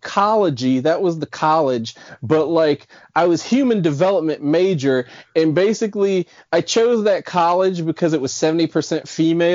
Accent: Silver Spring, Maryland, United States; I'm from Silver Spring, Maryland, right outside of DC

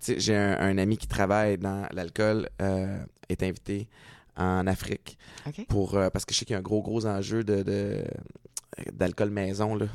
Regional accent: Montreal, Quebec, Canada; moved away as an adult; also born or lived in Connecticut / New Hampshire / New York / Toronto; j'ai grandi à Montréal

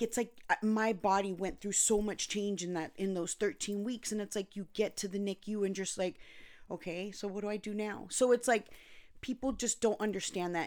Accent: Anaheim, California, United States; also born or lived in Costa Rica / North Carolina; I was born and raised in Anaheim, California, but I also lived in Costa Rica and North Carolina

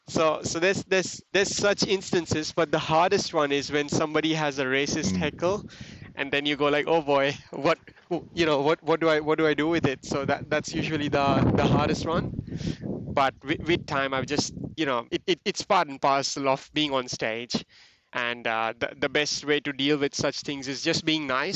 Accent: Mumbai, Maharashtra, India; now in Perth, Australia; I'm an outsider. I'm from Mumbai

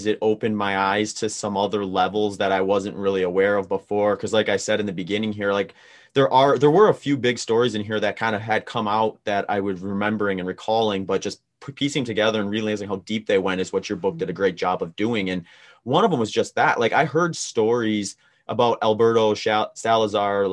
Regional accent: Wisconsin, United States; I grew up in Wisconsin

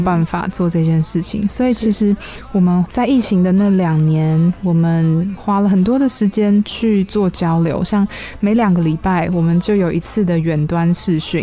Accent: Taiwan; 我是台湾人

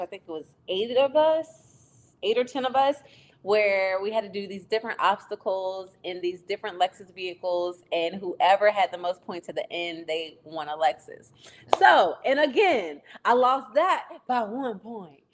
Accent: Virginia, United States

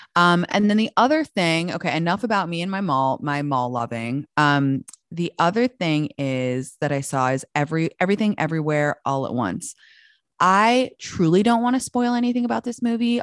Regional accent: London, United Kingdom; moved away as an adult; also born or lived in Washington, D.C.; now in United States; I'm from London. I was born in Washington, D C, but I moved to London when I was, like, six months old, and I grew up there until I moved back to America when I was nineteen

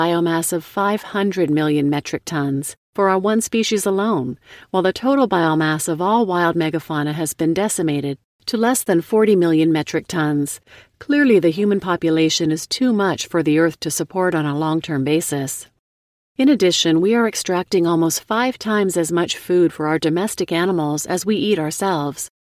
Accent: India; now in United States; As an environmentalist of Indian origin now working out of the United States, I too would not advocate the lacto-vegetarianis

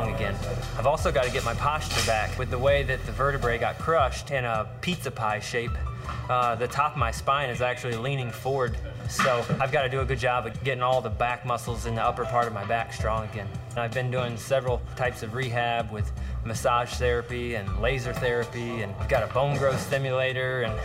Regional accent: Florida, United States; Growing up in Florida

